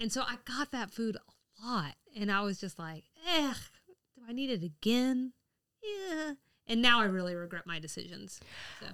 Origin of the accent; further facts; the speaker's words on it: the South, United States; I am a Southerner who is a bad Southerner.